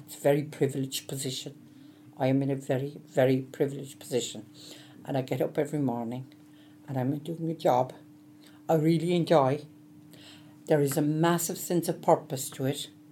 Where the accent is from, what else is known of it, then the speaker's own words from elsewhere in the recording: Cork, Munster, Ireland; moved away as an adult; now in Dublin, Ireland; You can gather from the accent. I'm originally from the south. Um, I'm from Cork, and uh, I went to UCC.